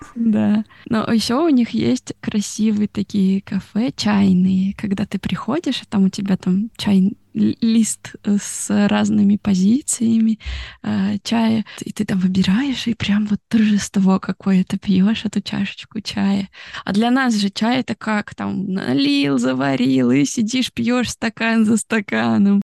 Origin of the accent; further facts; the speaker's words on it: Russia; moved away as an adult; also born or lived in Italy; now in Tokyo, Japan; я из России